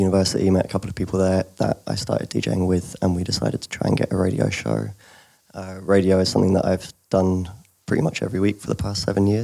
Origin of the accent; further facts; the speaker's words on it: London, United Kingdom; moved away as an adult; also born or lived in Leeds; I grew up in London